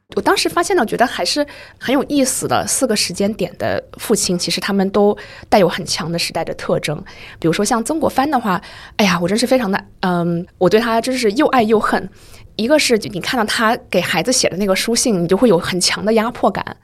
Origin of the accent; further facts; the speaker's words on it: China; 作为中国人